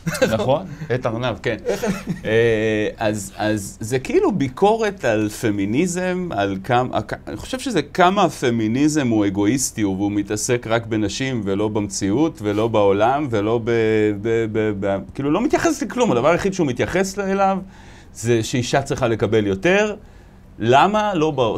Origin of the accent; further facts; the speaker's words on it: Bat Yam, Tel Aviv District, Israel; גדלתי בבת ים, שזה מקום אה, מאוד מיוחד.